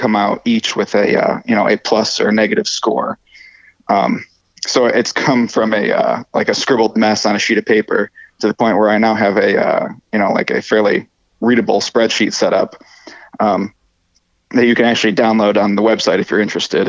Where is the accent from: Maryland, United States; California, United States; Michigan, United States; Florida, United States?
Michigan, United States; Detroit; I'm from Detroit